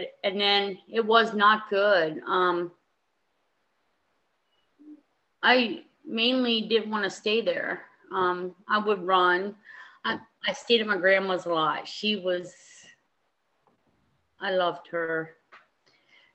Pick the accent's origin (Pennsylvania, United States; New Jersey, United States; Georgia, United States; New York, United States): Pennsylvania, United States; East Berlin; also born or lived in Perry County, Pennsylvania / Lancaster, Pennsylvania; I grew up in East Berlin, Pennsylvania